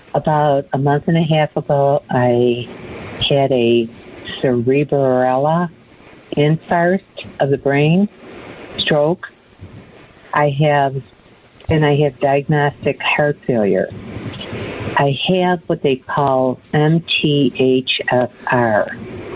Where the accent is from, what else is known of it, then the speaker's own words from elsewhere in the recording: New York, United States; moved away as an adult; now in Phoenix, United States; I'm from New York and just moved here